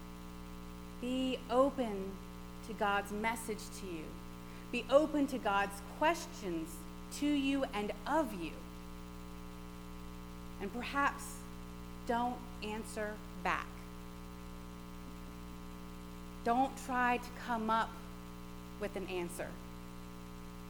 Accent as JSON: {"language": "English", "region": "Gulf Coast", "country": "United States", "tie": "born or raised there", "said": "growing up on the Gulf Coast and experiencing hurricanes"}